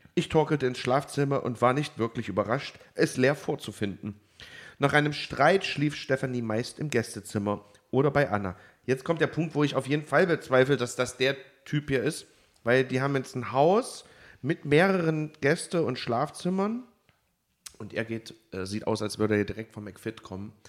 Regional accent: Germany; als Piefke

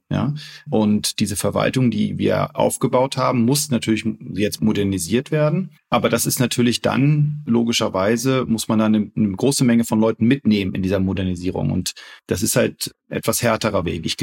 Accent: Wolfsburg, Lower Saxony, Germany; Ich bin Wolfsburger, genau. Ich bin in Wolfsburg geboren.

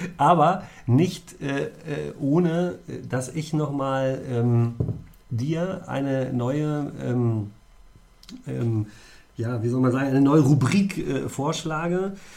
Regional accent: near Göttingen, Lower Saxony, Germany; moved away; in meiner Heimat, in der Nähe von Göttingen äh, Vorharz

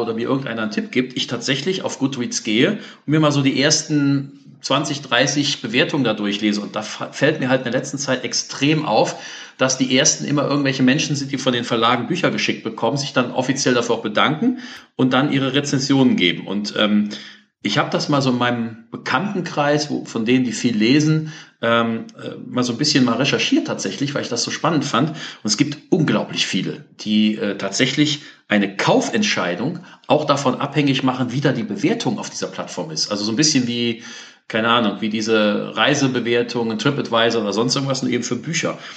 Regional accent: Cologne, North Rhine-Westphalia, Germany; als Beispiel jetzt hier als Kölner, ähm, die Mairische Buchhandlung ist ja aufgegangen

